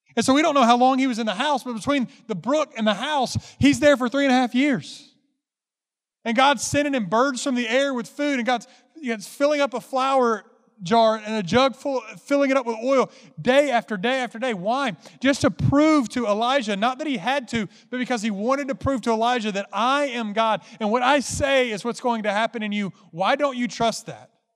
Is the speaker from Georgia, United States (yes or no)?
yes; Carrollton, Georgia, United States; moved away; also born or lived in Memphis, Tennessee; Carrollton, Georgia is where I grew up